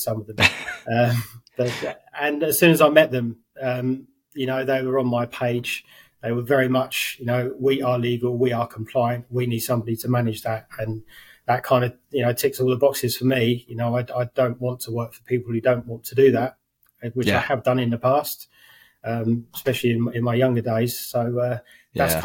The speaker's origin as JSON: {"language": "English", "town": "Maidstone", "region": "South East England", "country": "United Kingdom", "tie": "born or raised there", "said": "So I'm from Maidstone in Kent. Was born there, kind of lived around there most of my life"}